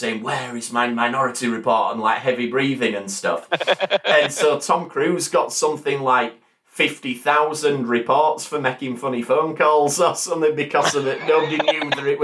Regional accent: England, United Kingdom

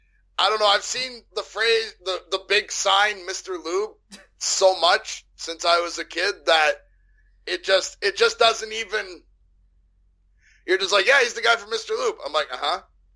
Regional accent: Canada

